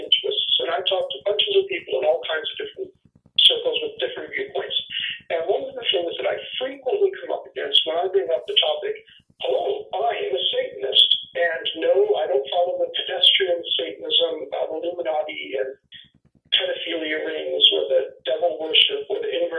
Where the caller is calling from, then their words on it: Ontario, Canada; I'm calling from Ontario, Canada.